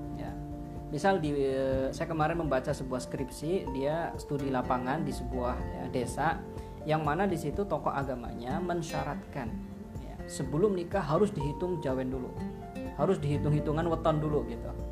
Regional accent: Java, Indonesia; kita adalah seorang muslim yang tinggal di Jawa gitu dan kita adalah orang Jawa yang berislam

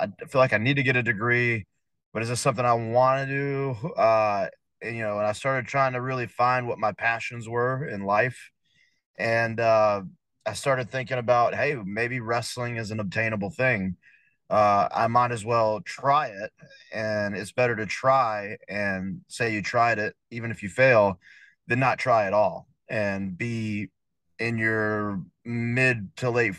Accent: Blythewood, South Carolina, United States; I grew up in Blythewood, South Carolina

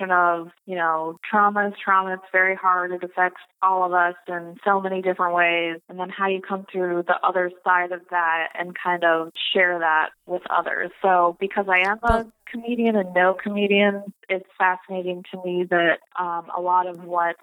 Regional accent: Colorado, United States; I'm from Colorado

